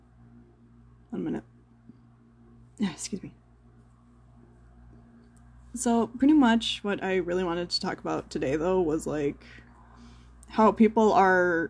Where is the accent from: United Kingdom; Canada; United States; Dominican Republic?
United States; I don't pride myself to be an American anymore